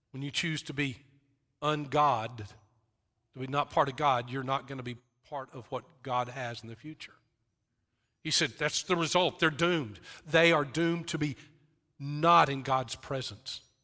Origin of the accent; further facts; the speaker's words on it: West Texas, United States; I grew up in West Texas